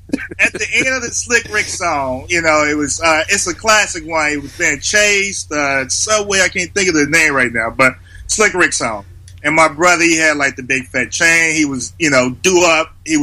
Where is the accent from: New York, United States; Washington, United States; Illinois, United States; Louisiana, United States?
Illinois, United States; Chicago; I'm born in Chicago, Illinois, West Side, K-Town.